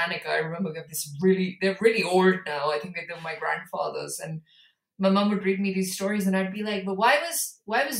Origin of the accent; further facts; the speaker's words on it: India; I come from India